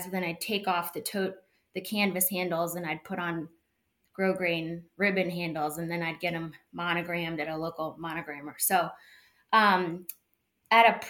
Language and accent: English; Chevy Chase, Maryland, United States; I grew up in Chevy Chase and then moved back here after college